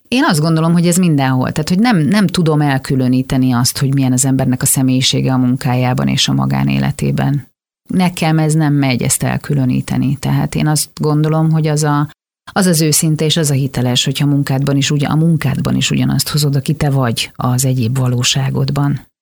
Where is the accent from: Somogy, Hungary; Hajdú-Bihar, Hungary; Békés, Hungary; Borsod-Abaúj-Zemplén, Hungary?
Békés, Hungary; Szarvas; moved away as an adult; also born or lived in Budapest; now in Budapest agglomeration, Hungary; Én imádtam ott felnőni, én tényleg mindenkinek olyan gyerekkort kívánok, mint amilyen ott akkor a körös parton nekünk volt